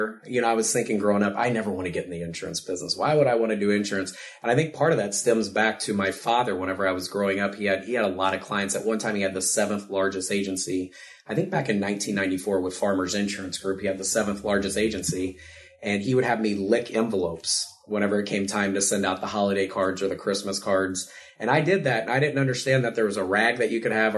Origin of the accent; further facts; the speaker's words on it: Ste. Genevieve, Missouri, United States; I'm actually from St. Genevieve. It's a small town south of here